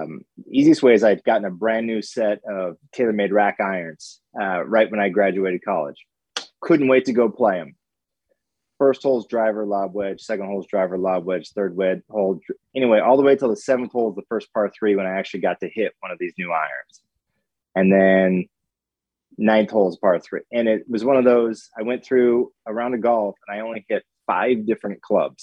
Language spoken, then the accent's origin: English; Idaho, United States; moved away as an adult; also born or lived in Pocatello, Idaho / Boise, Idaho; now in Bandon, United States; I moved up to Bandon in 2004, and I grew up in Idaho, went to school in the Boise area, learned to play golf in Eastern Idaho area